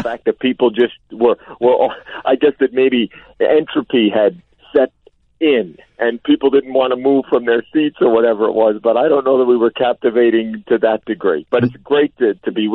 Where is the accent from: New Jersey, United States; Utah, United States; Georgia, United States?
New Jersey, United States; suburban; moved away as an adult; also born or lived in Brooklyn, New York / Pittsburgh / New York City; I was born in Brooklyn, how sheltered I think I was growing up in suburban New Jersey